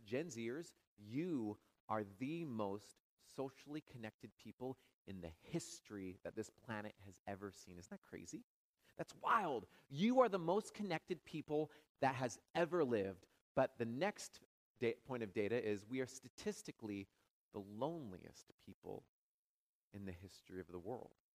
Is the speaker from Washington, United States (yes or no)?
yes; Washington, United States; moved away as an adult; also born or lived in California; now in Madison, United States; I'm from Washington State